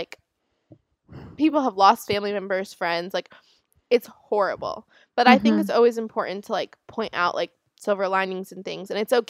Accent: Palm Beach, Florida, United States; I'm from Palm Beach, Florida. Look it up.

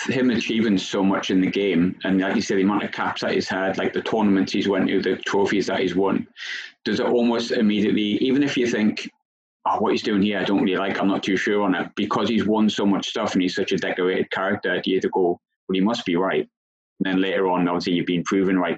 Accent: England, United Kingdom; I'm English

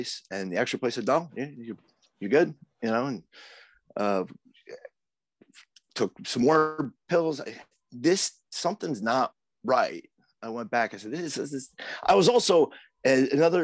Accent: Plattsburgh, New York, United States; now in Providence, United States; I grew up in Plattsburgh

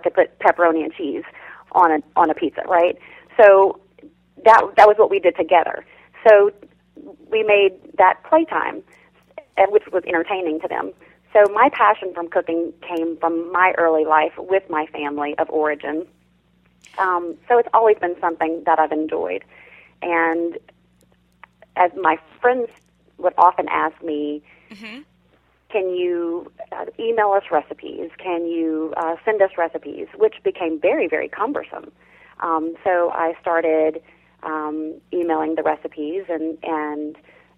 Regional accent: South Louisiana, United States; I grew up in South Louisiana

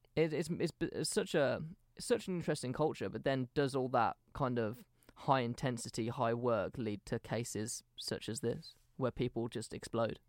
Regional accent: England, United Kingdom; we're from England

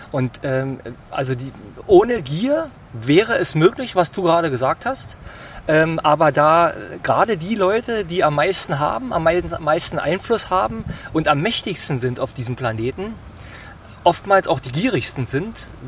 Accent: Berlin, Germany; ich bin hier in Steglitz-Zehlendorf äh, geboren und aufgewachsen und lebe bis heute hier.

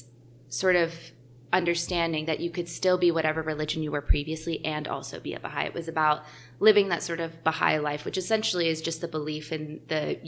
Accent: Atlanta, Georgia, United States; I'm from Atlanta

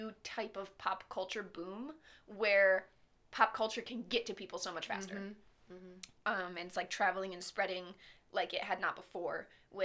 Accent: upstate New York, United States; we're literally from upstate New York, where we get 8 feet of snow in an overnight sometimes

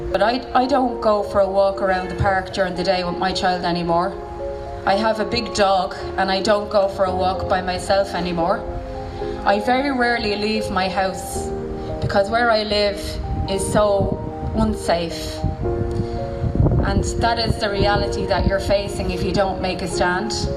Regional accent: Dublin, Leinster, Ireland; I'm from Dublin but I come to Mayo every weekend

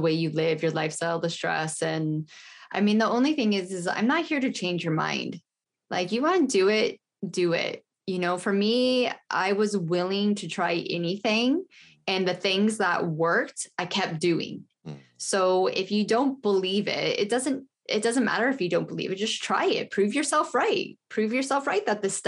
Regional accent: United States; also born or lived in United Kingdom; I'm American. I live in America

